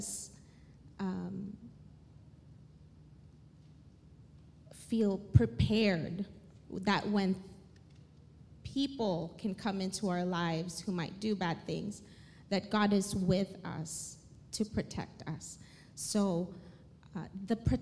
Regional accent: Philippines; moved away as an adult; I grew up in the Philippines. I lived there until I was 19 and something.

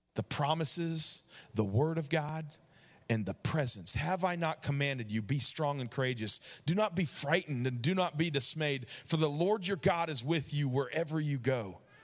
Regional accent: New York, United States; moved away; also born or lived in Georgia; growing up in New York

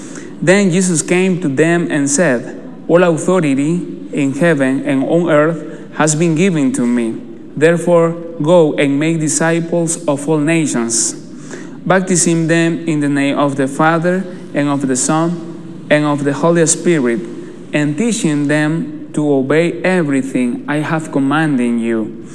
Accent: Nicaragua; I'm from Nicaragua.

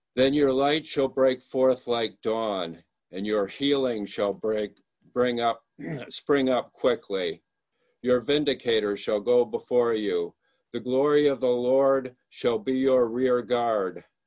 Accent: Michigan, United States; moved away; I'm from Michigan, and, and you're seeing me from Michigan today. I came back here about four years ago to uh, look after my mom

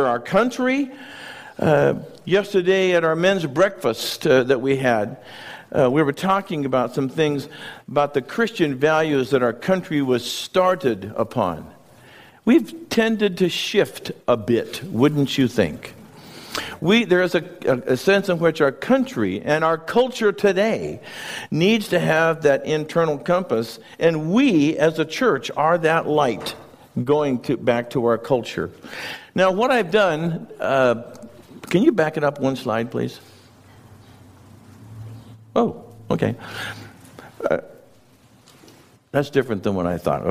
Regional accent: Wenatchee, Washington, United States; now in Chelan, United States; I grew up in Wenatchee

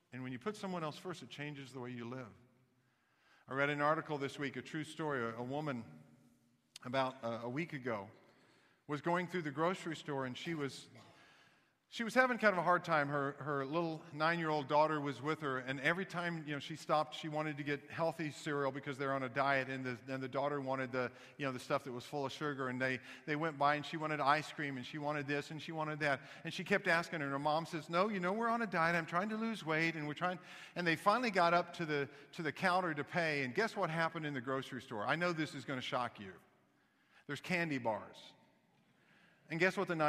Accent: Kansas City, Missouri, United States; also born or lived in Knoxville, Tennessee; I was born in Knoxville, Tennessee, grew up in Kansas City

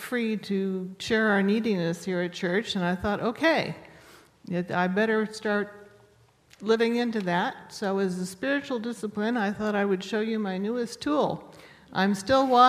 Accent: United States; I'm an American and a Presbyterian

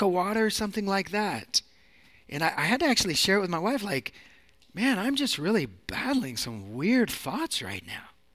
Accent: Seattle, Washington, United States; moved away as an adult; also born or lived in Sacramento, California; now in San Francisco, United States; I'm from Seattle

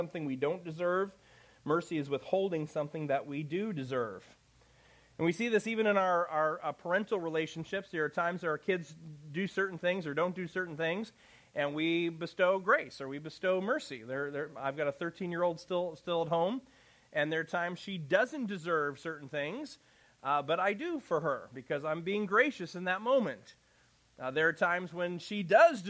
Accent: Chicago, Illinois, United States; moved away; I'm from Chicago

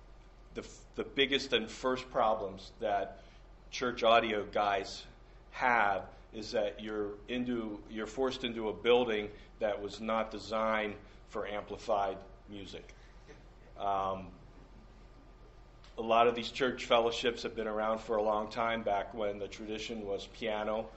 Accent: Shrewsbury, Pennsylvania, United States; moved away as an adult; also born or lived in Minneapolis; I grew up in the Shrewsbury area, Southern York County

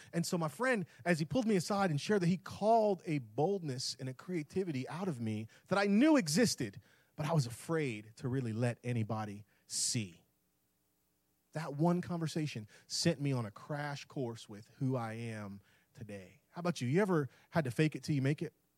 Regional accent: Tampa, Florida, United States; moved away; That's where I'm born and raised in Tampa

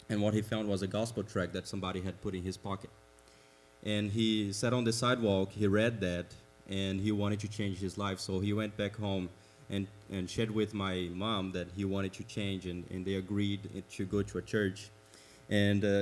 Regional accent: Brazil; English is a second language; moved away as an adult; now in United States; I have an accent, so you can already know that I'm not from around here. I am from Brazil

